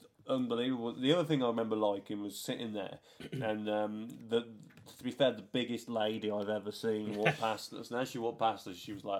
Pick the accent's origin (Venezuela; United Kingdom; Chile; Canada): United Kingdom; a British fan